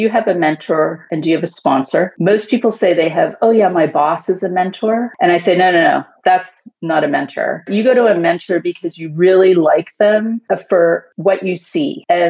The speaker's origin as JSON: {"language": "English", "country": "Canada", "lives_now": "Houston, United States", "said": "I am currently based in Houston, Texas, but I am a Canadian."}